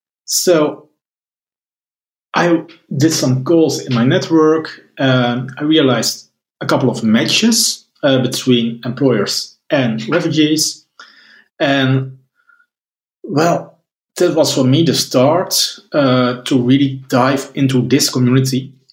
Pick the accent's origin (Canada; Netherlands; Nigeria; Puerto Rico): Netherlands; I'm from the Netherlands